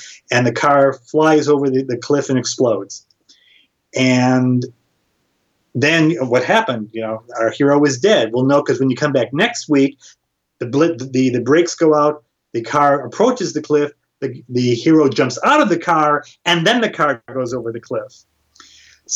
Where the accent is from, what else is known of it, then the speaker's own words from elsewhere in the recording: Chicago, Illinois, United States; moved away as an adult; also born or lived in Madison, Wisconsin; I'm from the Chicago area at the time, I was living in Madison, Wisconsin, where I went to school